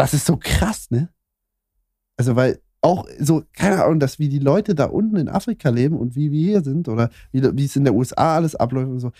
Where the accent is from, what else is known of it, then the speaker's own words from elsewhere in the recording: Saxony, Germany; also ich komme ja aus Sachsen